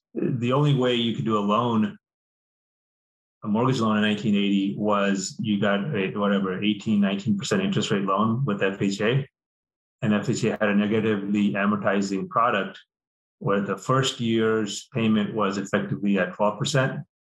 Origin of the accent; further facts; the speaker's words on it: India; moved away; We immigrated from India.